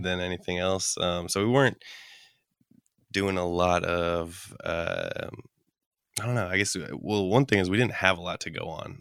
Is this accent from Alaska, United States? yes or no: yes; Anchorage, Alaska, United States; also born or lived in Cordova, Alaska; we grew up in Anchorage, but every summer we'd go back for, like, a month